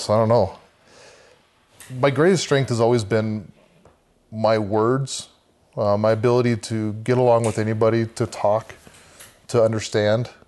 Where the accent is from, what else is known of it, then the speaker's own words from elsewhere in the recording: Samoa; Uh, Samoa, so there's American and Western. I grew up in Western. And so it's still um, villages, um, I really took to the culture there.